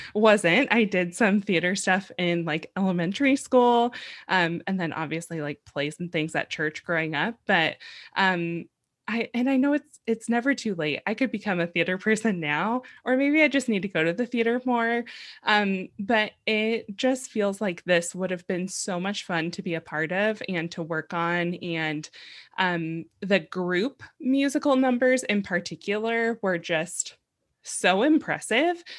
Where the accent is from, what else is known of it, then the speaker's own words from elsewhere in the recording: San Diego, California, United States; I grew up in San Diego